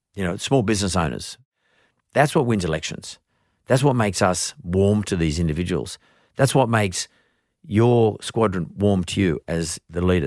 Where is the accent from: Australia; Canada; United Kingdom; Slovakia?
Australia; As an Australian